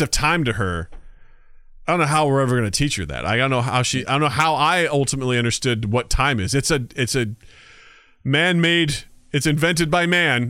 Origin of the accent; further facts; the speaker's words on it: Missouri, United States; I'm from Missouri